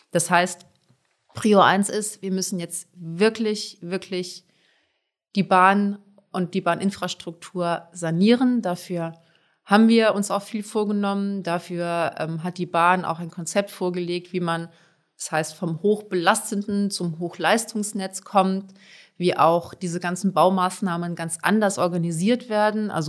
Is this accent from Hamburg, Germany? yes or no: yes; Hamburg, Germany; bin ich auch Hamburgerin, also Wasserwege spielen da eine ganz wichtige Rolle.